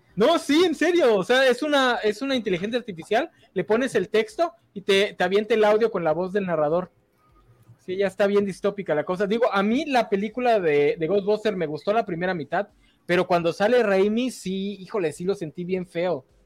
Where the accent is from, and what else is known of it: Mexico